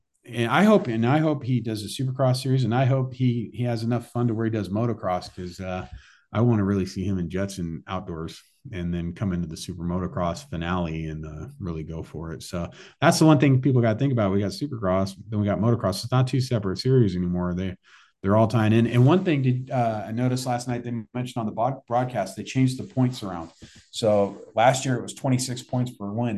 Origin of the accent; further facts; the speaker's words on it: Northern California, United States; I grew up in Northern California